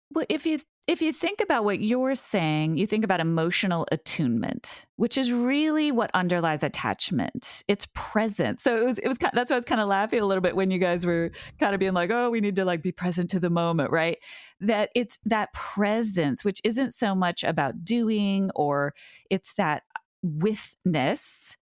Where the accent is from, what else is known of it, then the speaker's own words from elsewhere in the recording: Montana, United States; now in Massachusetts, United States; it's my hometown